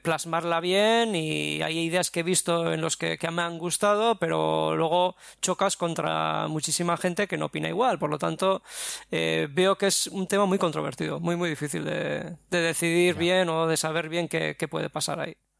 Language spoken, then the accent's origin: Spanish; Basque Country, Spain; vengo del País Vasco